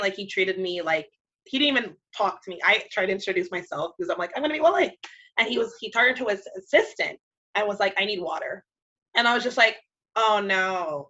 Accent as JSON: {"language": "English", "country": "Jamaica", "said": "I'm Jamaican"}